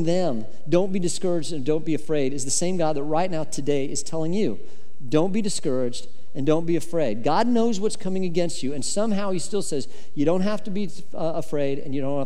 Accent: Colorado, United States; I grew up in Colorado

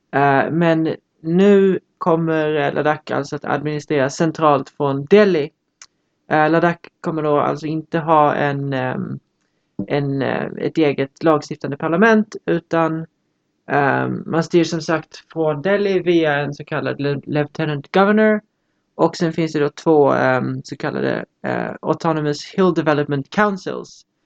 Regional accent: Lund, Skåne, Sweden; jag kommer från Lund

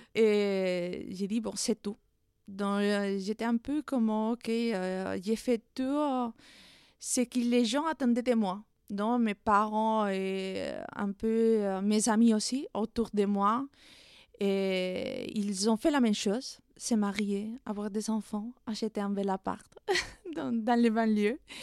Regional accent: Madrid, Community of Madrid, Spain; French is a second language; moved away as an adult; je suis espagnole, née à Madrid

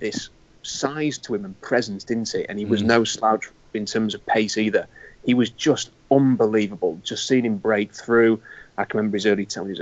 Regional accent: Yorkshire and the Humber, United Kingdom; I'm a bloke from Yorkshire

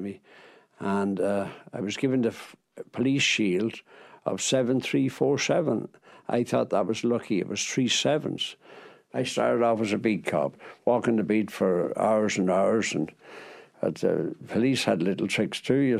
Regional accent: Ballyshannon, Ulster, Ireland; moved away as an adult; also born or lived in New York; I was born in Ballyshannon, in County Donegal, in Bishop Street in Ballyshannon

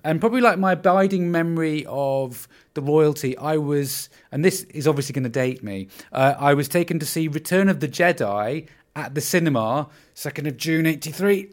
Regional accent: Windermere, North West England, United Kingdom; I am from Windermere in the Lake District

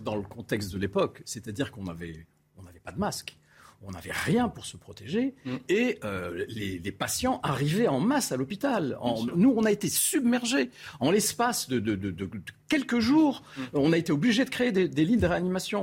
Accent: Algiers, Algeria; now in France; je suis euh, algérien d'origine. Je suis né en Algérie quand elle était colonie française

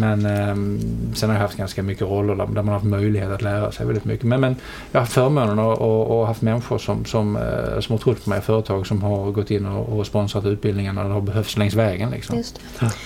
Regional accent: Helsingborg, Skåne, Sweden; accent: Scanian; also born or lived in London; jag är, som eh, dialekten antyder eh, skåning.

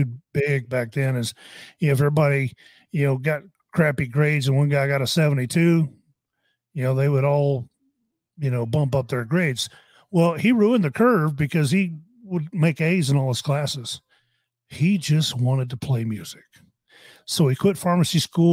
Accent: Austin, Texas, United States; I grew up in Austin

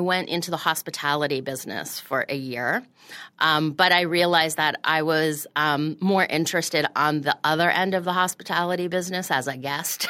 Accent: Florida, United States; moved away as an adult; also born or lived in Montreal, Canada / Washington, D.C.; now in New York, United States; I grew up in Florida

